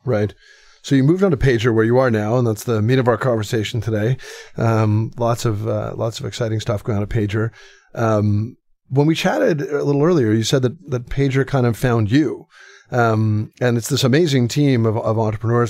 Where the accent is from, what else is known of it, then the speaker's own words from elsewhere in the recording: Canada; I'm Canadian